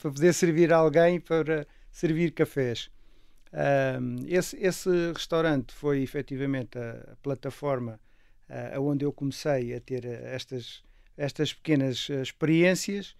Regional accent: Castelo Branco, Centro, Portugal; a minha infância foi muito passada com os meus avós maternos no campo e, portanto. Em que campo? Eh, em Castelo Branco

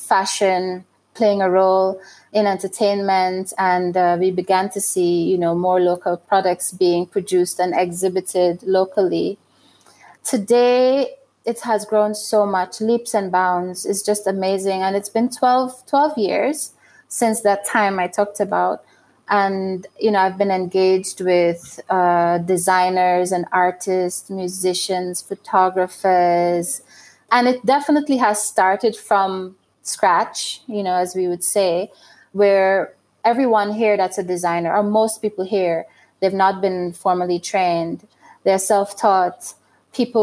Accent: Guyana; also born or lived in London, United Kingdom; now in Burundi; I was born in Guyana and that's where I grew up

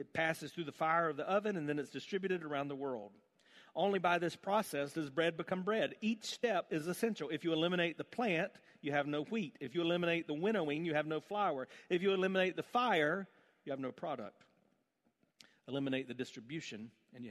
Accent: South Carolina, United States; I grew up in South Carolina

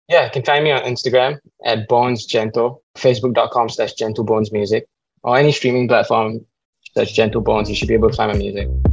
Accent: Singapore; As a Singaporean

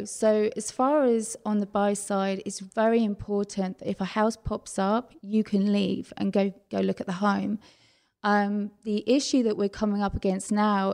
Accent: England, United Kingdom; moved away as an adult; now in Texas, United States; growing up in England, it's a little bit different

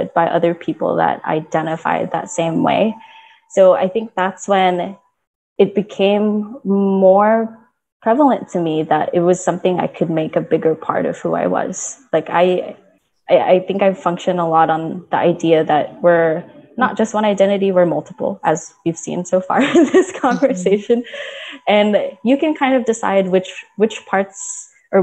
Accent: Florida, United States; also born or lived in Philippines; I was born in the Philippines, and then I immigrated with my parents when I was like 3 years old. So I was very, very young. We moved to Florida.

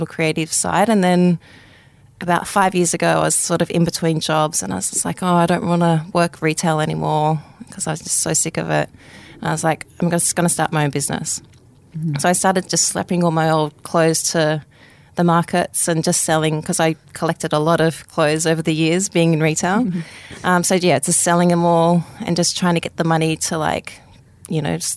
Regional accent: Sydney, New South Wales, Australia; I actually grew up in Sydney all my life, but all my family's up in Dubbo.

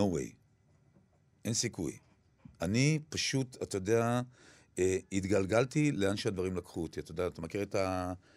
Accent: Kiryat Gat, Southern District, Israel; אני גדלתי בעיירת פיתוח

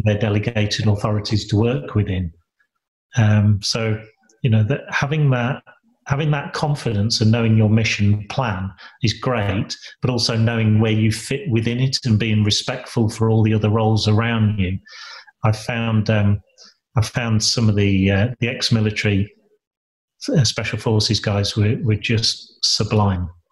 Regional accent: Lincolnshire, East Midlands, United Kingdom; moved away as an adult; also born or lived in Sheffield; I was born and bred in Lincolnshire

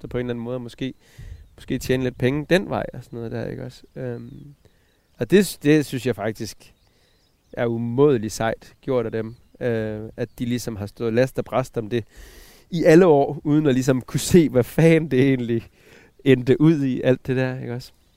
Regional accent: Southern Jutland, Southern Denmark, Denmark; Jeg kommer fra Sønderjylland. Ja. Fra en, øh, fra en sådan 20 hektar stor øh, bondegård nede i, i Sønderjylland, som mine forældre

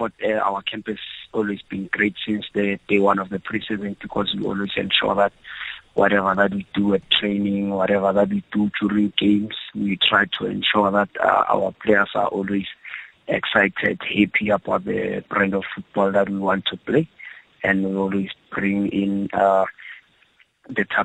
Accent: Johannesburg, Gauteng, South Africa; I was born in Alex. I started everything in Alex

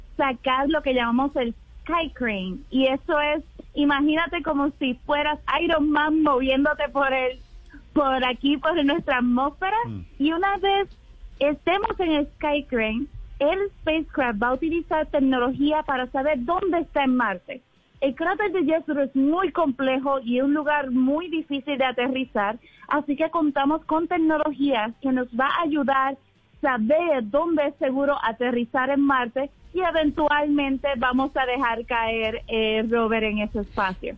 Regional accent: Puerto Rico; Yo soy puertorriqueña, muy boricua

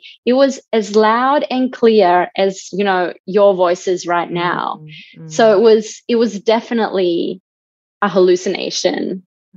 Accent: Bosnia & Herzegovina; moved away; I'm originally from Bosnia

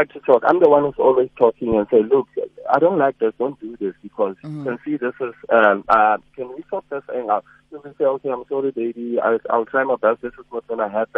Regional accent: North West, South Africa; now in Gauteng, South Africa; I'm from the Northwest

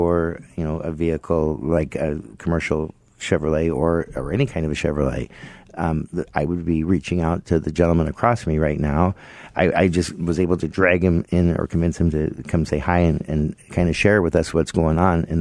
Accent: Las Vegas, Nevada, United States; now in Arizona, United States; I grew up in Las Vegas.

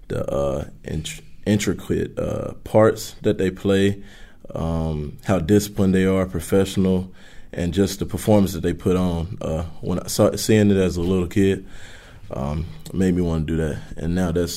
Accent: Northeast Louisiana, United States; I grew up in Northeast Louisiana.

